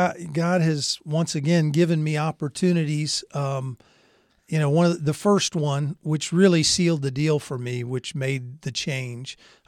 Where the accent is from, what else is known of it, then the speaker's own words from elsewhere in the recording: Germany; born there; growing up in a military family. I was born in Germany. We'd moved around to different places.